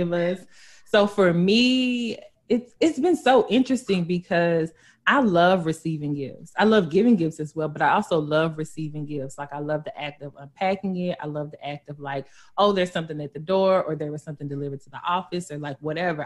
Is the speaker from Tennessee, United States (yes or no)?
yes; West Tennessee, United States; I'm from Tennessee. Period. I'm from West 10